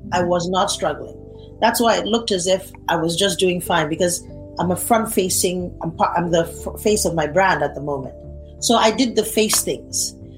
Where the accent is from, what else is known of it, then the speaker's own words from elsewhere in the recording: Nigeria; I'm a Nigerian. If you, I want you to understand the kind of background I come from